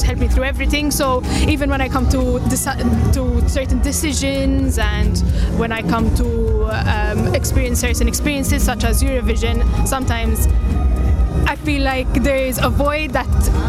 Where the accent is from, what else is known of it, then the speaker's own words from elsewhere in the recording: Malta; I'm from Malta.